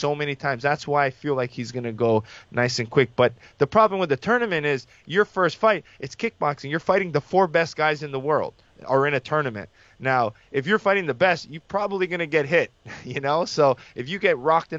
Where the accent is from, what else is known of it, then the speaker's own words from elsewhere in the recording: Canada; being Canadian